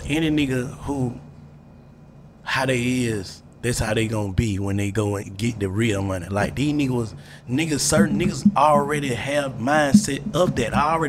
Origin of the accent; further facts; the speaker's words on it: Atlanta, Georgia, United States; But he was from Atlanta, I was from Atlanta.